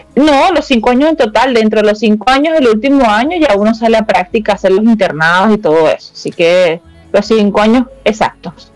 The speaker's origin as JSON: {"language": "Spanish", "town": "Maracay", "region": "Aragua", "country": "Venezuela", "moved": "as an adult", "lives_now": "Santiago, Chile"}